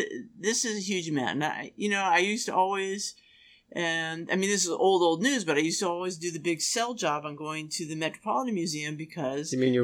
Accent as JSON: {"language": "English", "town": "Washington", "region": "District of Columbia", "country": "United States", "tie": "born or raised there", "also_born_or_lived": "New York", "moved": "yes", "said": "I grew up in Washington, D.C., where all the museums are free."}